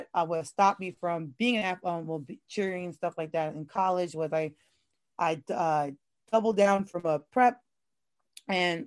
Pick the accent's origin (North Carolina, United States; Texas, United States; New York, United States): New York, United States; moved away; I'm originally from New York. So my family was really heavy into our New York sports